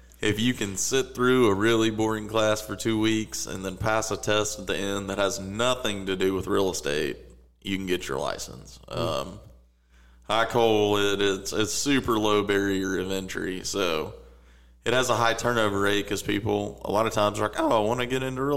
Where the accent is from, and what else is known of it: Little Rock, Arkansas, United States; born or raised there